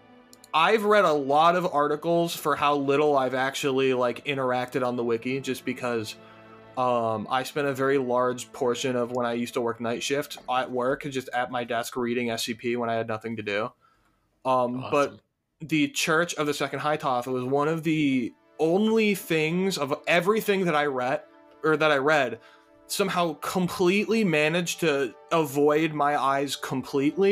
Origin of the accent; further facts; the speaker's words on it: Ohio, United States; because I grew up in Ohio